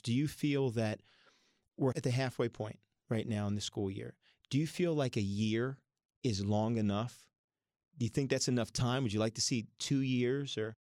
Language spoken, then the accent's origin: English; Philadelphia area, Pennsylvania, United States; now in Ohio, United States; I grew up in the Philadelphia area, and I'm, when I moved to Ohio